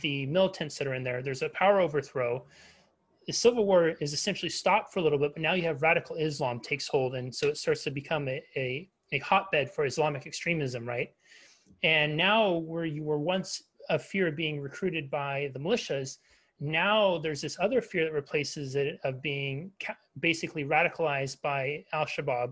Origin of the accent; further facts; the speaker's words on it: United States; as an American